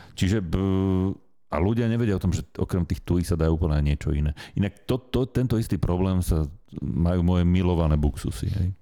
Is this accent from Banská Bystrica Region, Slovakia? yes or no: yes; Nová Baňa, Banská Bystrica Region, Slovakia; ja som z Novej Bane